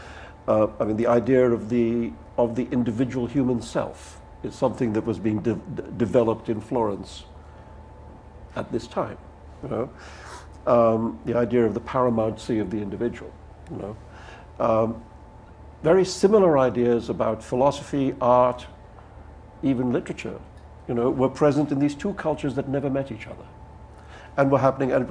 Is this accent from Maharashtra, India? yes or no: yes; Mumbai, Maharashtra, India; I grew up in Bombay, which is a city that the British built in India.